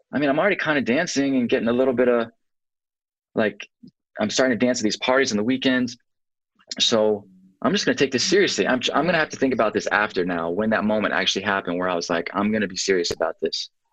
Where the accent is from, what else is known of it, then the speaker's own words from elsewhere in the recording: Atlanta, Georgia, United States; Born and raised in Atlanta